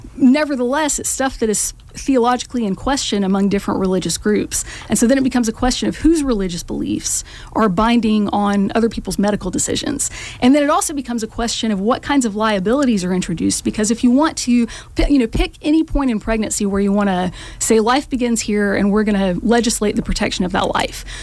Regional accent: Macon, Georgia, United States; also born or lived in Kansas City / Athens, Georgia; I grew up in Macon

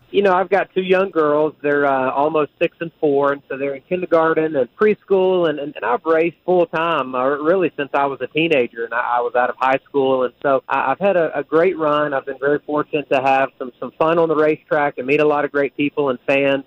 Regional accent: the South, United States; now in North Carolina, United States; Growing up in the South

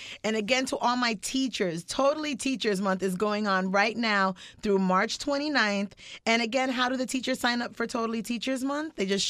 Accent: Miami, Florida, United States; I was born in Miami

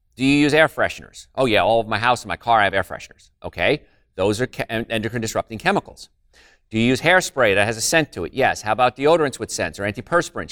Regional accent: New Jersey, United States; moved away; I'm from New Jersey, so I grew up in a place called Cancer Alley, and it was right around Carl Steady's Rutherford area

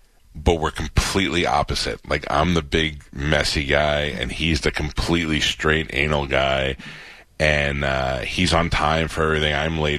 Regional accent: New York, United States; I grew up in New York and we had 6 fig trees.

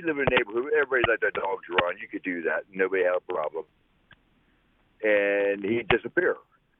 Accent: Baltimore, Maryland, United States; also born or lived in New York; I grew up in Baltimore, Maryland, originally from New York.

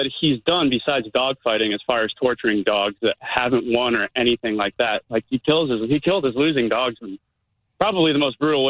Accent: Ohio, United States; now in Sarasota, United States; I grew up in Ohio, but I live in Sarasota now.

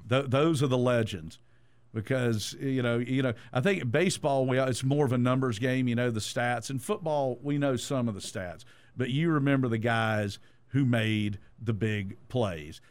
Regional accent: Statesboro, Georgia, United States; I grew up in Statesboro, Georgia.

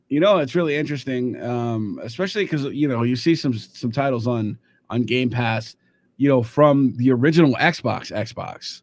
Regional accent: Kansas City, United States; I grew up in Kansas City

